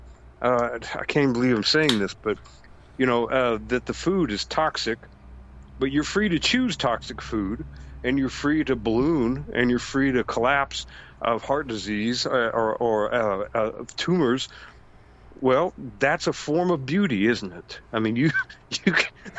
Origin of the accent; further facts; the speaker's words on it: United States; as an American